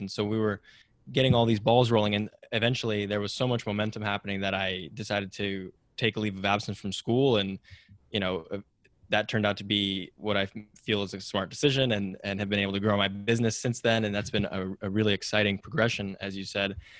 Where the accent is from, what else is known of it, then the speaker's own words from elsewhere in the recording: Silicon Valley, California, United States; growing up in Silicon Valley